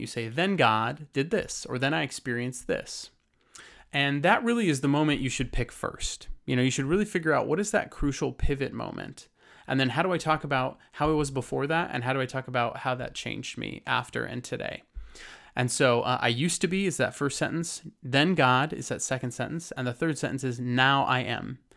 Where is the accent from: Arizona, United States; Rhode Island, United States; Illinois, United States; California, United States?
California, United States; Lake Arrowhead; So I grew up in Lake Arrowhead, California, in the mountains of San Bernardino